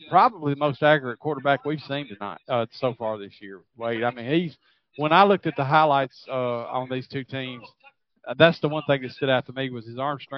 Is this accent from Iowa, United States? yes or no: no; Giles County, Tennessee, United States; Wade and I come from Giles County